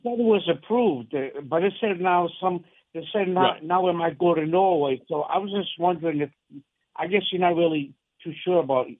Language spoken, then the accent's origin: English; Santa Maria, Azores, Portugal; now in Massachusetts, United States; I was born in the Azores, the island of Santa Maria, which is in the Mid-Atlantic Ocean, which belongs to Portugal.